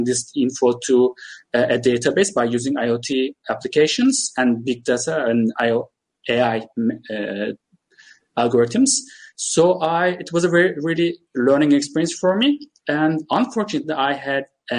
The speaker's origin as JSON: {"language": "English", "country": "Turkey", "also_born_or_lived": "United Kingdom", "said": "By the way, I'm Turkish. I'm from Turkey"}